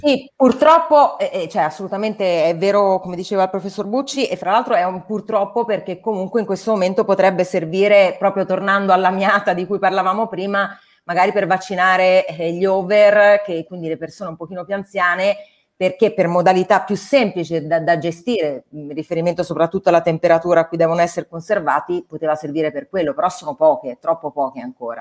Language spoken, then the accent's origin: Italian; Tuscany, Italy; Io vengo dalla Toscana